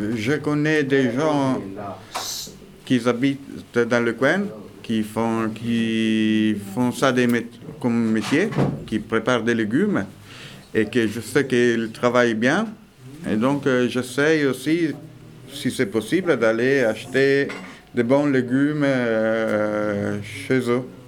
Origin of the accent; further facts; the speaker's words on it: Italy; French is a second language; now in Veix, France; je suis italien